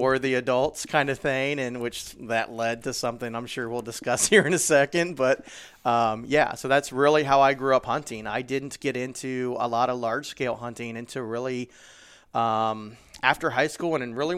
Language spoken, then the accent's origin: English; Springfield, Ohio, United States; So, you know, actually I'm from Springfield, Ohio, pretty much smack dab in the middle of the state.